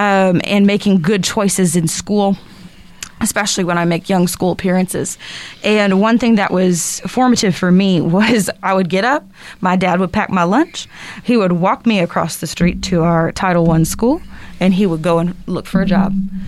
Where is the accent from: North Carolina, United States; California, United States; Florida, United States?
North Carolina, United States; I grew up in North Carolina, actually. I was a beach girl.